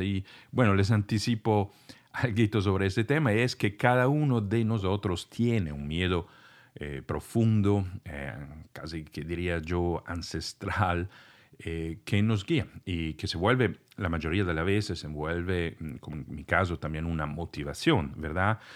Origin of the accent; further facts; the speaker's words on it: Italy; first language Italian; Spanish is a second language; moved away; soy de Italia y conocía este idioma en ese entonces solamente